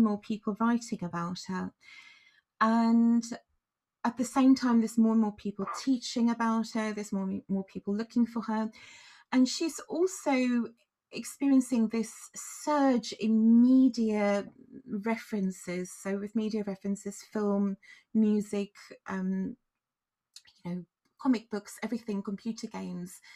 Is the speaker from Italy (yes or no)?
no; South Africa; moved away as an adult; now in Glastonbury, United Kingdom; I was born in Africa, in the southernmost point of Africa, and I live in Glastonbury in Somerset, England now. And I've been in the UK for most of my adult life